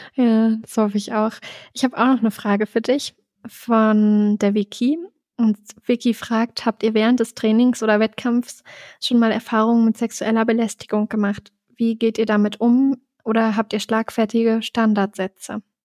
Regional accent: Germany; accent: Hochdeutsch; moved away as an adult; now in Innsbruck, Austria; ich spreche super Hochdeutsch, also ich spreche kein bisschen Dialekt

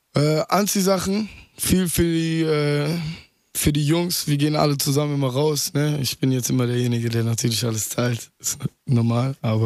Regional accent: Mülheim an der Ruhr, North Rhine-Westphalia, Germany; also born or lived in Duisburg / Essen; now in Berlin, Germany; geboren in Duisburg, aufgewachsen in Mülheim, irgendwann mit drei Jahren dorthin gezogen und äh, anschließend dann in Essen gelandet

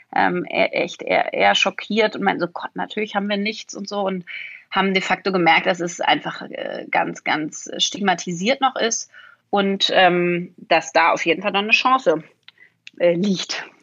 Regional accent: Berlin, Germany; ich will wieder zurück nach Berlin. Ich bin Berlinerin

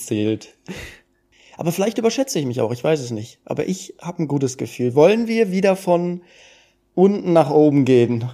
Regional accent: Duisburg, North Rhine-Westphalia, Germany; ich komme ja aus Duisburg

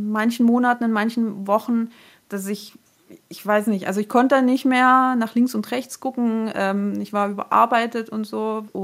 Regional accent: Germany; also born or lived in Taraz (Jambyl), Kazakhstan; now in Heidenau, Germany; 33 Jahre alt und ich wohne in Heidenau, das ist in der Nähe von Dresden. Und ursprünglich komme ich aus Kasachstan, bin in Jambul geboren und ja, lebe jetzt seit ich eigentlich sechs bin hier in Deutschland.

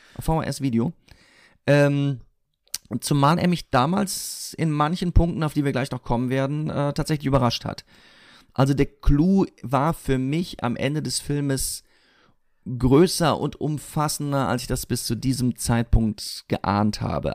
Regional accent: Siegen, North Rhine-Westphalia, Germany; moved away; in meiner Heimatstadt in Siegen

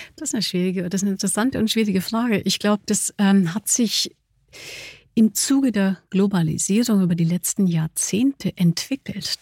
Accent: Germany; trotz des, des holländischen Namens, ich bin Deutsche

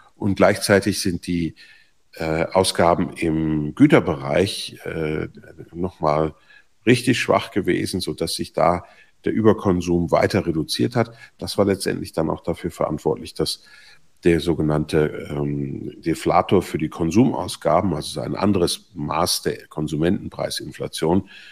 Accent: Switzerland; bei uns in der Schweiz

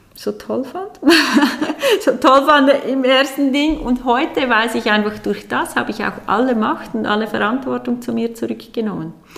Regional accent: Aargau, Switzerland; Ich bin aufgewachsen mit zwei Geschwistern in einer normalen Familie, sage ich jetzt mal, in einem kleinen Dorf im Aargau

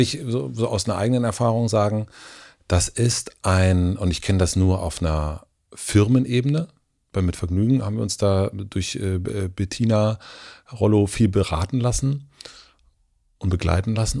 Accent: southern Brandenburg, Germany; moved away; ich komme ursprünglich aus Südbrandenburg

